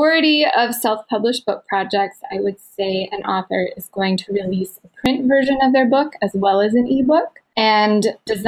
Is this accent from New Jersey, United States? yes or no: no; Utah, United States; moved away as an adult; also born or lived in Minnesota; now in Ohio, United States; I grew up out west in Utah